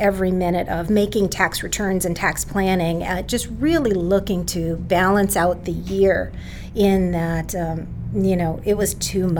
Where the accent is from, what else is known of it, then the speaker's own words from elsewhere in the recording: Salem, New Hampshire, United States; Salem, New Hampshire.